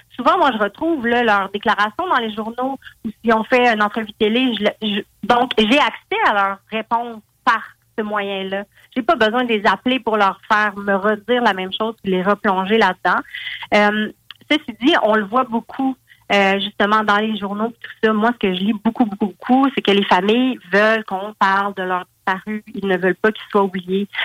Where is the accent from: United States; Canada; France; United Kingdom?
Canada; Val-d'Or, Quebec; je viens de Val d'Or